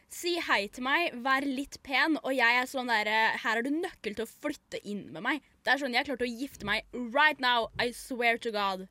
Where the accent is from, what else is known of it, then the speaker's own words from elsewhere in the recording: Norway; jeg er norsk